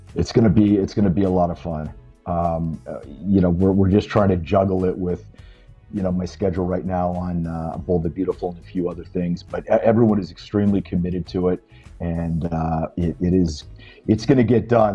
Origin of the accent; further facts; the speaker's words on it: Pennsylvania, United States; my little hometown of Pennsylvania